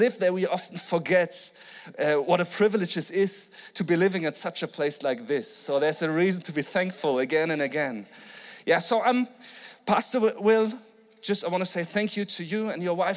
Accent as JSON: {"language": "English", "town": "Flensburg", "region": "Schleswig-Holstein", "country": "Germany", "said": "I'm from Flensburg in Germany"}